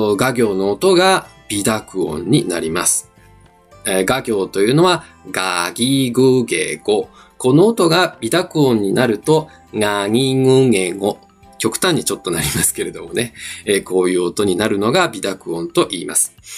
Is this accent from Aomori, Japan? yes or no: no; Osaka, Japan; first language Japanese; 自分もですね、あの、大阪出身